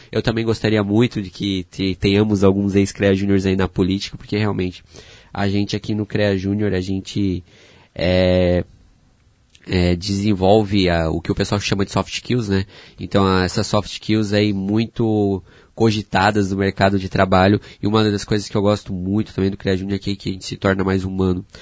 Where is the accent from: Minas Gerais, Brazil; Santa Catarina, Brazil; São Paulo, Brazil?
Santa Catarina, Brazil; Pomerode; moved away as an adult; also born or lived in Blumenau; now in Joinville, Brazil; fui criado em Pomerode